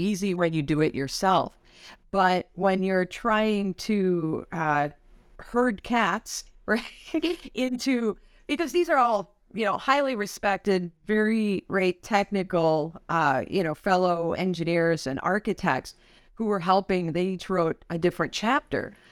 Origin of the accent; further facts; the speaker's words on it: Wisconsin, United States; I'm from Wisconsin